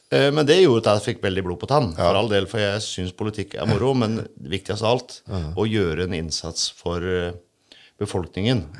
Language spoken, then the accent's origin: Norwegian; Sannidal, Telemark, Norway; jeg er jo sandgalsgutt